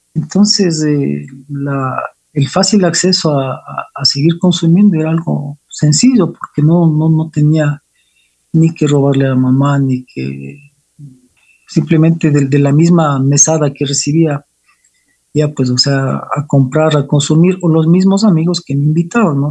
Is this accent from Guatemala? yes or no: no; Quito, Pichincha, Ecuador; yo soy quiteño, nací hace 51 años